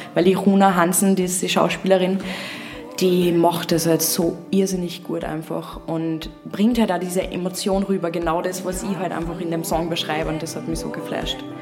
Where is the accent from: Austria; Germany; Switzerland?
Austria; Upper Austria